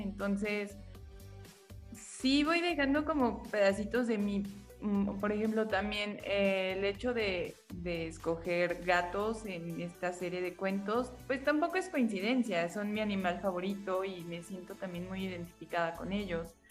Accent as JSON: {"language": "Spanish", "country": "Mexico", "said": "somos puras autoras mexicanas"}